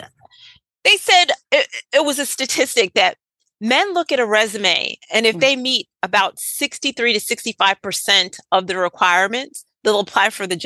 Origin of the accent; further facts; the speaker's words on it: Northeast, United States; now in Southern United States; I was raised in the Northeast